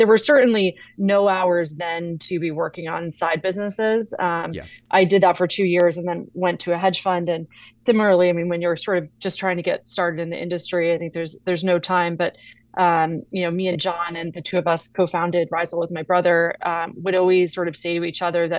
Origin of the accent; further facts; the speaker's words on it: Newport, Rhode Island, United States; also born or lived in Augusta, Georgia; I was born in Augusta, Georgia, and about a year and a half after I was born, my parents moved up to Newport, Rhode Island, which is a very scenic coastal town, a really great childhood